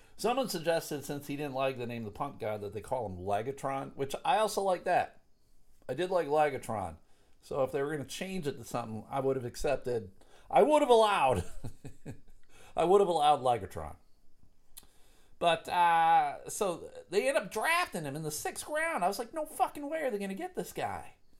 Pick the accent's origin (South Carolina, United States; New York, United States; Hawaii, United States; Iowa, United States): New York, United States; Buffalo; now in Grand Rapids, United States; I live in Grand Rapids, Michigan. Grew up in Buffalo.